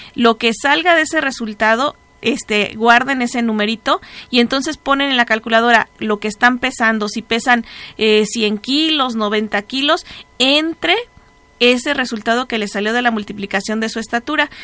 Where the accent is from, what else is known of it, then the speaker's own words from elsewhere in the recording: Mexico; nosotros como raza, aquí como mexicanos